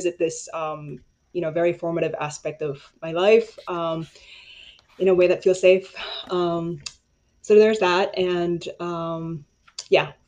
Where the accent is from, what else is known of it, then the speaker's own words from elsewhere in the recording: Chicago, Illinois, United States; also born or lived in Paraguay; I did grow up 16 years in the United States as undocumented, and that was in Chicago since I was 10 years old